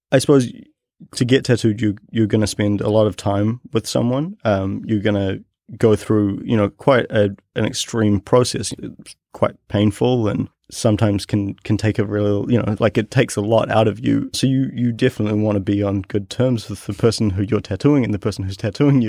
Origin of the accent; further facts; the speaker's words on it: New Zealand; growing up in New Zealand, I lived in a, in a neighborhood that wa, had a really big Polynesian population.